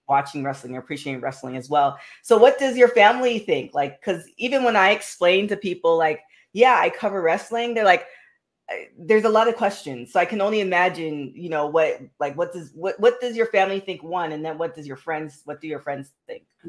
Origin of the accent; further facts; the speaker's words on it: Toronto, Ontario, Canada; my hometown, the Six.